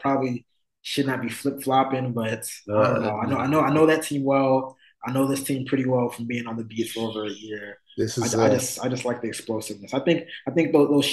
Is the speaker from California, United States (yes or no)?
no; Towson, Maryland, United States; moved away; I'm from Towson, Maryland, right outside Baltimore City.